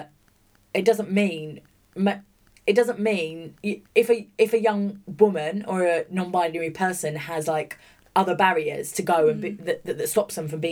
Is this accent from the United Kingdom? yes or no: yes; Bromley, London, United Kingdom; moved away; also born or lived in Orpington / St Mary Cray; I grew up in Bromley, which was kind of Kent at the time, Bromley, Auburn, St Mary's, Cray